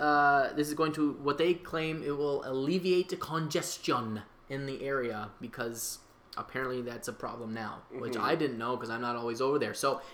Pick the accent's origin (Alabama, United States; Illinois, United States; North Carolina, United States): Illinois, United States; Chicago; I am a Chicagoan, and Chicagoans only follow what the city of Chicago says.